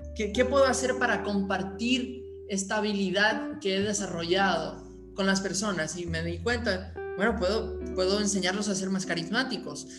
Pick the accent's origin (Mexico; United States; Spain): United States; Aspen, Colorado; Yo originalmente nací en Aspen, Colorado